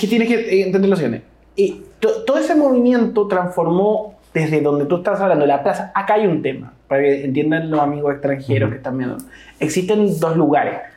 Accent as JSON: {"language": "Spanish", "country": "Chile", "said": "nosotros como chilenos"}